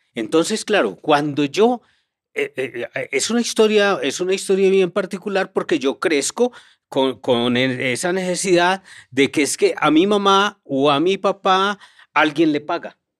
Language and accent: Spanish; Montería, Córdoba, Colombia; moved away; also born or lived in Medellín; mi infancia no fue en Medellín, mi infancia fue en Montería